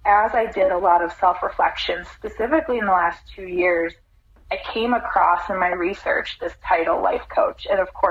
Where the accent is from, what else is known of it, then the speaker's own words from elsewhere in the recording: Midwest, United States; moved away as an adult; also born or lived in Orlando, Florida; Growing up in the Midwest